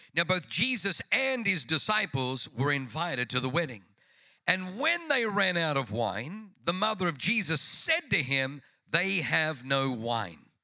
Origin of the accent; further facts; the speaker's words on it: Tuttlingen, Baden-Württemberg, Germany; moved away; also born or lived in Singen; Tuttlingen, which is where I was born.